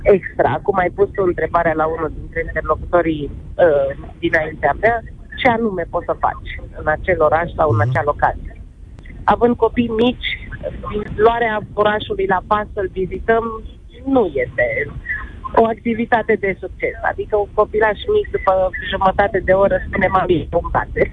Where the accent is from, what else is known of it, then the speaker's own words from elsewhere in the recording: Brașov, Brașov County, Romania; suntem din Brașov